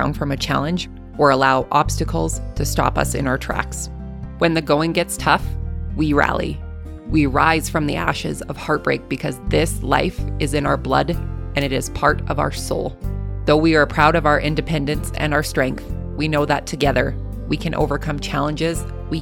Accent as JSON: {"language": "English", "country": "Canada", "accent": "Canadian", "said": "my Canadian accent"}